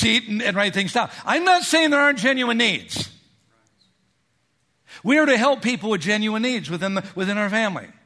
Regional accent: Minnesota, United States; moved away; I grew up in Minnesota

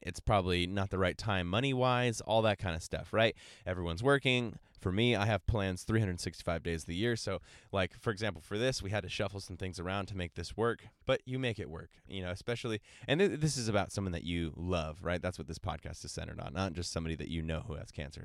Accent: San Diego, California, United States; I'm from San Diego, California

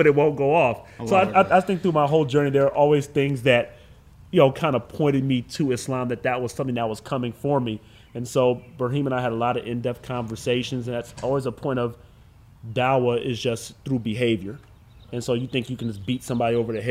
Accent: Cleveland, Ohio, United States; also born or lived in Erie, Pennsylvania; I'm born and raised in Cleveland, Ohio.

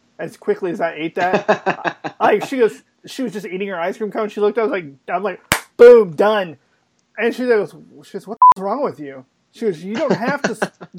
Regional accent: Oklahoma City, Oklahoma, United States; also born or lived in St. Louis; I'm from Oklahoma City

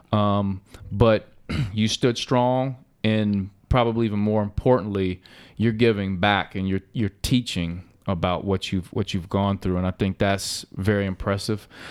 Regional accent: Cincinnati, Ohio, United States; when I was growing up, I grew up playing on Reading Road

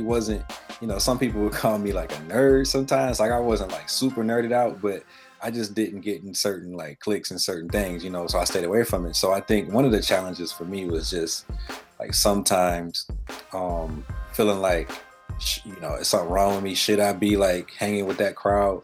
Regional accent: Detroit, Michigan, United States; now in Lansing, United States; born and raised in Detroit.

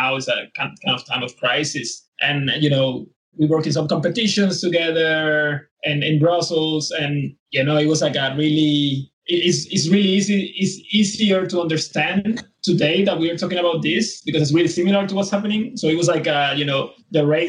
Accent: San Juan, Puerto Rico; moved away as an adult; also born or lived in Netherlands / Beijing; From Rio Piedras in Puerto Rico, and that's where the main university is, of the University of Puerto Rico. That's where I study. So I come from the capital of Puerto Rico

